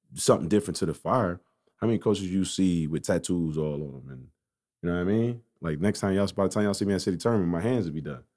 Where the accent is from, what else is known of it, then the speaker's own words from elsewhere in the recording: United States; I grew up on Elm Street right off twenty-third and Cook, East Side.